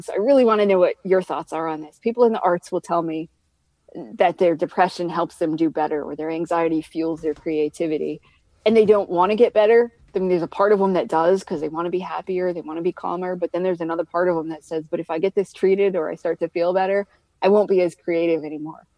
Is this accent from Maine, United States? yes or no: yes; Maine, United States; moved away; I'm from Maine